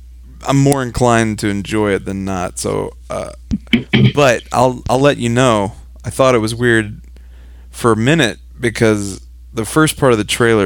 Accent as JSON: {"language": "English", "town": "Memphis", "region": "Tennessee", "country": "United States", "moved": "yes", "lives_now": "Midwest, United States", "said": "me being from Memphis"}